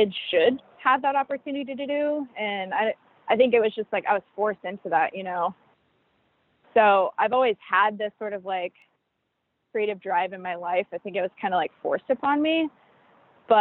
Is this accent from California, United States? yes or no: yes; California, United States; I'm like born and raised in California.